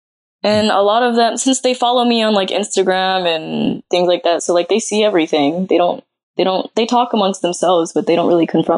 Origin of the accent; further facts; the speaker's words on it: United States; moved away as an adult; now in Osaka, Japan; I'm like one of the only like Black American women